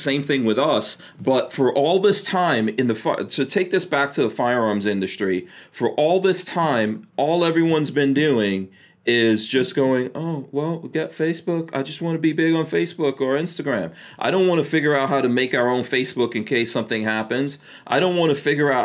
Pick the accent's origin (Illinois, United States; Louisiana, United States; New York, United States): New York, United States; moved away as an adult; also born or lived in New Jersey; I grew up in New York, and I left New York because it was so terrible. Moved to New Jersey